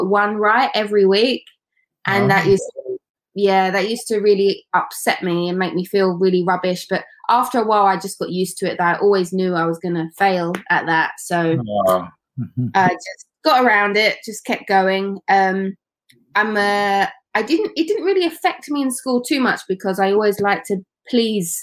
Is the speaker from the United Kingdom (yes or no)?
yes; London, United Kingdom; moved away as an adult; also born or lived in Doncaster; I grew up in East London, in Newham.